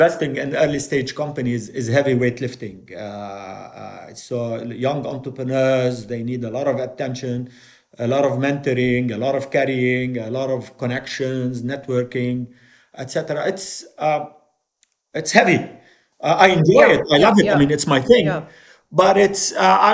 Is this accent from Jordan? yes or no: yes; Jordan; also born or lived in Beirut, Lebanon; I was born in Beirut. My father was involved in politics. We came to Jordan as political refugees.